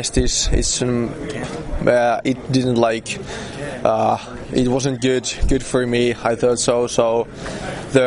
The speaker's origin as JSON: {"language": "English", "town": "Tampere", "region": "Pirkanmaa", "country": "Finland", "tie": "born or raised there", "moved": "as an adult", "said": "My hometown team Tappara, where in juniors I played my whole career"}